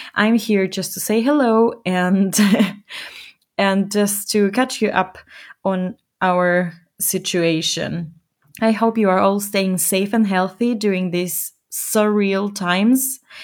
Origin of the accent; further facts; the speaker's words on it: Ecuador; now in Germany; my home country, Ecuador.